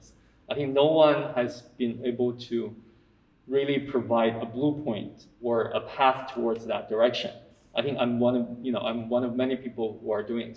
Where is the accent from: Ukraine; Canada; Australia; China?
China; moved away; also born or lived in United States / Hong Kong; I grew up in China